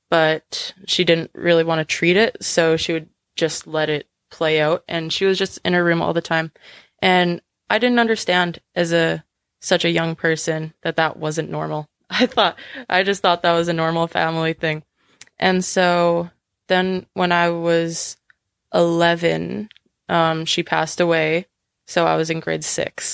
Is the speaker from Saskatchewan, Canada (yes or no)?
yes; White City, Saskatchewan, Canada; also born or lived in Weyburn, Saskatchewan; I was born in Weyburn, Saskatchewan, which is a small town. And then we moved to White City.